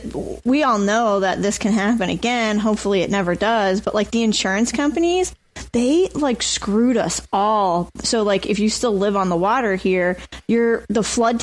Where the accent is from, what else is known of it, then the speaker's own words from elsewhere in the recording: New Jersey, United States; Awesome. I mean, you know, we have the beach.